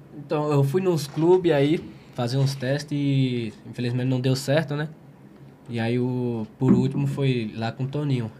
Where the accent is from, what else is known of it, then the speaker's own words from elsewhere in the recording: Monte Santo, Bahia, Brazil; Eu sou da Bahia, eu sou de Monte Santo, Monte Santo, Bahia